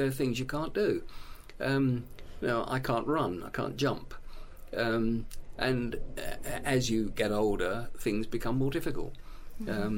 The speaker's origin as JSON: {"language": "English", "town": "Hemel Hempstead", "region": "East of England", "country": "United Kingdom", "tie": "born or raised there", "said": "my hometown, Hemel Hempstead."}